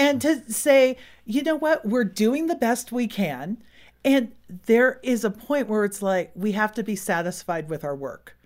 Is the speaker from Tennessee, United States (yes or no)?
no; Silicon Valley, California, United States; born or raised there; moved away as an adult